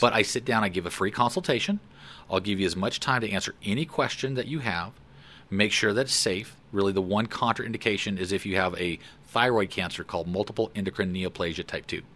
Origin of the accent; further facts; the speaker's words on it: Fort Collins, Colorado, United States; also born or lived in LaPorte, Colorado; I grew up in Fort Collins. So my parents moved us there in nineteen sixty-eight. I was a year and a half old.